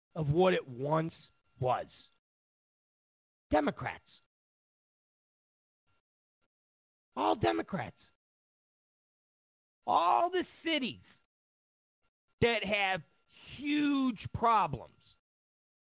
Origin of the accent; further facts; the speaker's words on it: Rochester, New York, United States; my hometown of Rochester, New York.